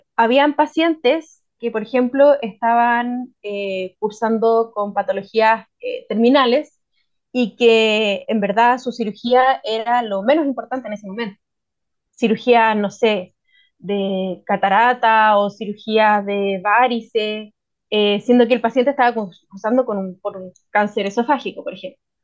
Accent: Santiago, Santiago Metropolitan Region, Chile; moved away as an adult; now in Ancud, Chile; a mí me cachan al tiro que vengo de Santiago

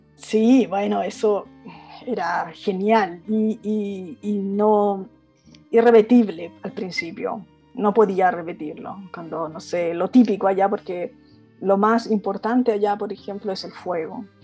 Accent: Concepción, Biobío, Chile; moved away; also born or lived in Santiago; nací en Concepción

